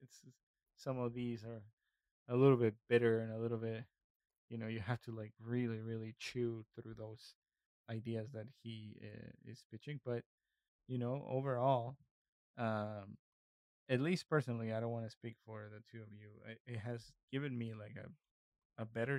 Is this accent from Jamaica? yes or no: no; Northeast Mexico, Mexico; I just wrote down the things that I experienced as a kid growing up in the northeast part of Mexico.